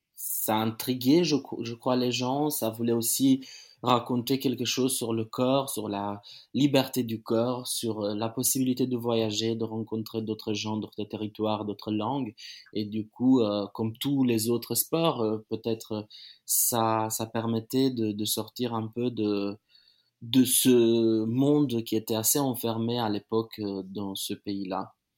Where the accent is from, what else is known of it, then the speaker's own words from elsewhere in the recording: Timișoara, Timiș County, Romania; moved away; à Timisoara, ma, ma, ma, ma ville natale.